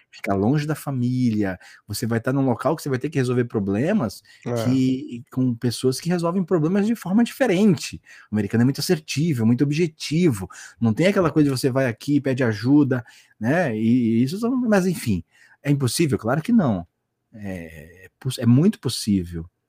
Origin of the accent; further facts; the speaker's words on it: Santos, São Paulo, Brazil; aqui em Santos, né? Como eu falei, eu sou de Santos